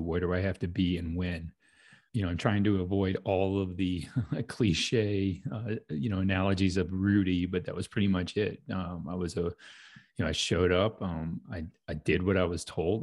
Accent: St. Louis, Missouri, United States; born and raised in St. Louis

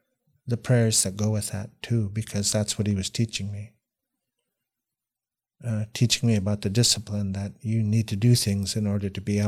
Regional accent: Washington, United States; also born or lived in Oliver, Canada; I was born in Canada, in Oliver, BC, but as soon as I came out of the hospital, I lived in Washington State. So I was raised mostly in the United States.

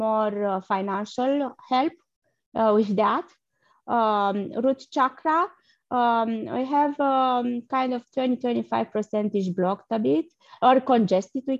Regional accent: Romania; moved away; I'm originally from Romania

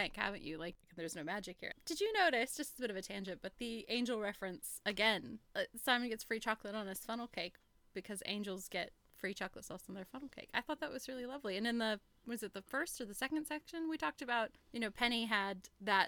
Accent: United States; I'm from the States

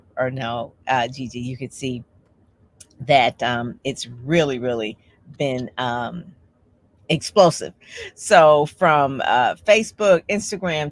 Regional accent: Detroit, Michigan, United States; I am from Detroit, Michigan

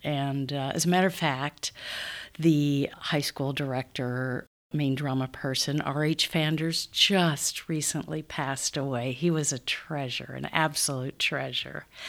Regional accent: Council Bluffs, Iowa, United States; also born or lived in Omaha; I'm from Council Bluffs. Grew up in Council Bluffs

